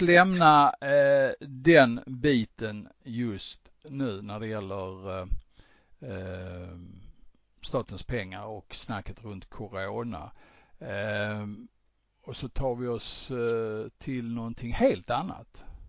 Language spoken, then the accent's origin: Swedish; Sweden; vi svenskar